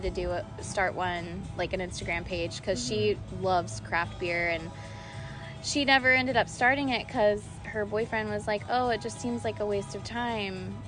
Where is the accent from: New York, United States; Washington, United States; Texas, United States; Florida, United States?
Florida, United States; Orlando; I grew up here in Orlando, and I've lived here my entire life